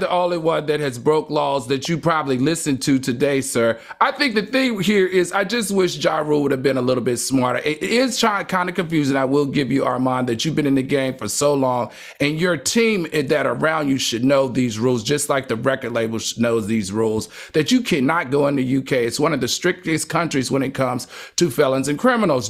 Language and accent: English; New York City, New York, United States; I'm from New York City.